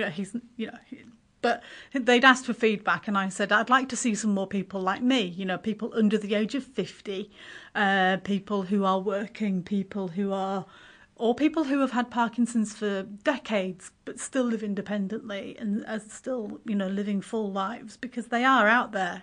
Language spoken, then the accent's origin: English; Yorkshire and the Humber, United Kingdom; also born or lived in Waikanae, New Zealand; now in Kapiti Coast, New Zealand; originally I'm from West Yorkshire in, uh, north of England